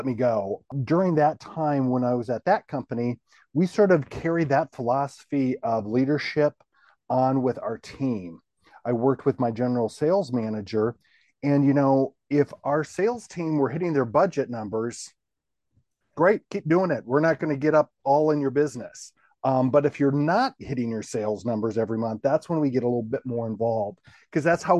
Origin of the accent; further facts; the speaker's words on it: Minnesota, United States; now in Tennessee, United States; I'm a Midwesterner by birth, a Minnesota person.